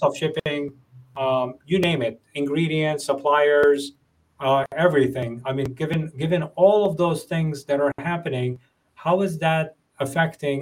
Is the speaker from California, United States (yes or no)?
no; New York, United States; I'm from New York